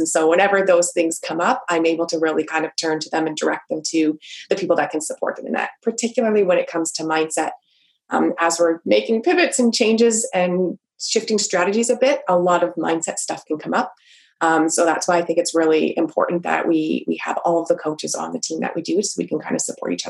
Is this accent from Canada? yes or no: yes; Canada; I am Canadian. So hi from your neighbors in the north.